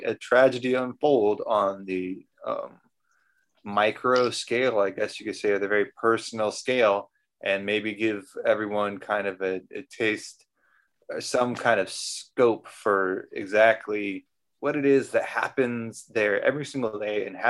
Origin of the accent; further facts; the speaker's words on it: Central Valley, California, United States; moved away; I'm from the Central Valley in California